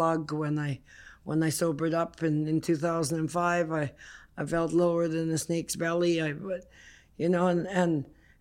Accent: Sandspit, British Columbia, Canada; I was born up in Haida Gwaii

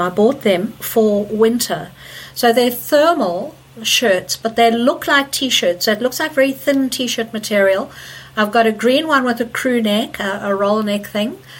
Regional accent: Zimbabwe; also born or lived in South Africa; now in Leeds, United Kingdom; Okay, so I grew up in Zimbabwe and spent many many years of my life there.

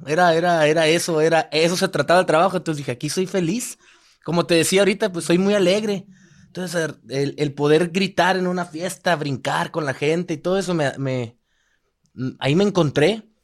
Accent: Hermosillo, Sonora, Mexico; moved away as an adult; also born or lived in Los Angeles, United States; now in Las Vegas, United States; Yo nací en México, en Hermosillo. Hasta mis 18 años viví allá

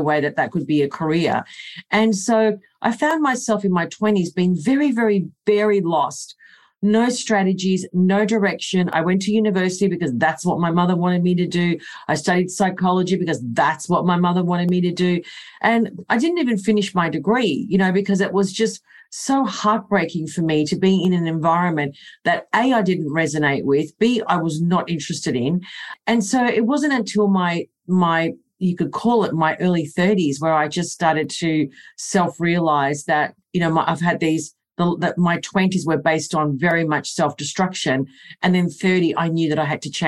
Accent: Melbourne, Victoria, Australia; this is my hometown, born, bred, and I love Melbourne

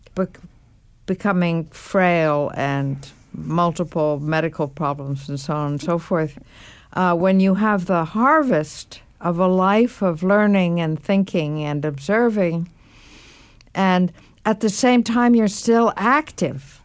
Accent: New York, United States; I should be born in what used to be called the French hospital in New York

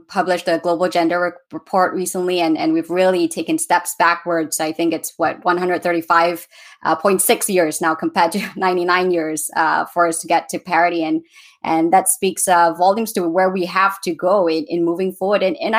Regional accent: Malaysia; I come from Malaysia

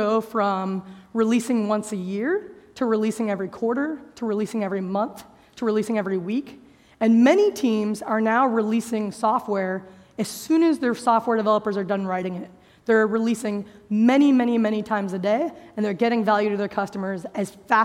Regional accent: United States; As you can tell, probably from how I speak English, I'm an American

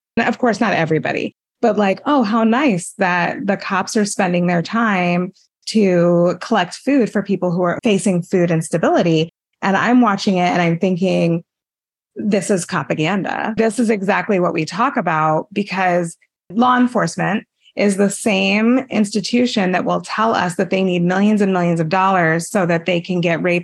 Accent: El Paso, Texas, United States; I grew up in El Paso, Texas.

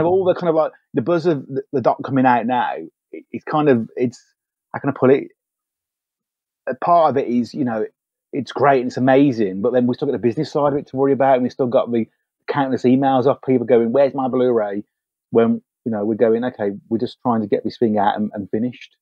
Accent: United Kingdom; as British filmmakers

